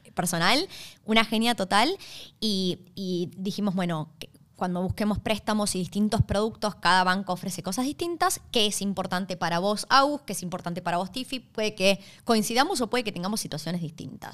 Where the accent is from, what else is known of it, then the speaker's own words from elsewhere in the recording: Argentina; now in Australia; venimos de Argentina